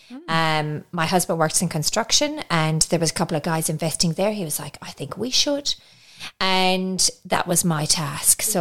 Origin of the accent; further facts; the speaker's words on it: Ireland; moved away as an adult; now in Australia; so you can hear I've got a little bit of an accent, so I'm Irish. Yes. Um, and in 98, I moved to Australia with my now husband.